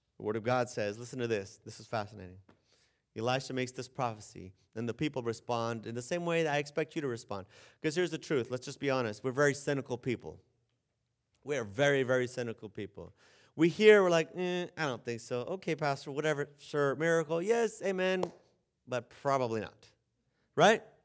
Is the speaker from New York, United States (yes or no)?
no; San Diego, California, United States; moved away as an adult; also born or lived in the desert; I'm from San Diego.